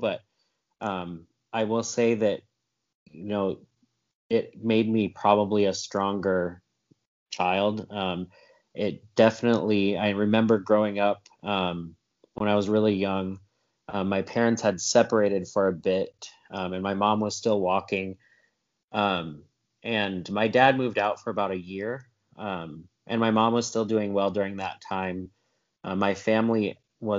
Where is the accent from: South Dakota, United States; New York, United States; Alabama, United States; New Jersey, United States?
South Dakota, United States; now in Georgia, United States; here in Georgia, where I live now. I grew up in South Dakota